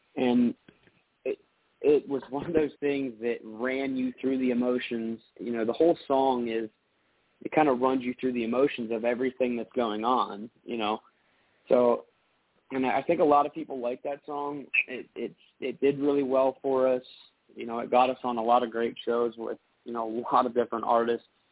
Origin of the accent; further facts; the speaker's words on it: Pittsburgh, Pennsylvania, United States; also born or lived in Butler, Pennsylvania; I'm from Pittsburgh